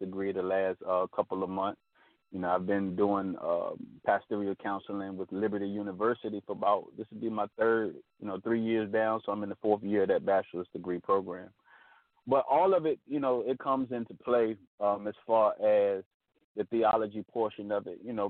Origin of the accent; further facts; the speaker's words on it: Chesapeake, Virginia, United States; I'm calling from Chesapeake, Virginia. That's where I'm from. You know, born and raised in Virginia